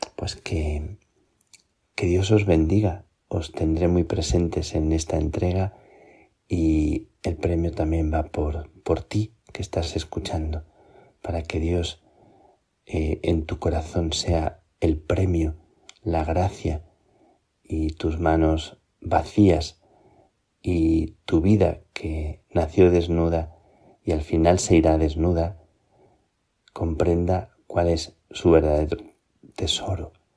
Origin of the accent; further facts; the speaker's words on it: Plasencia, Extremadura, Spain; moved away; estoy en Plasencia, estoy en mi tierra, de nuevo, antes de salir para Chile.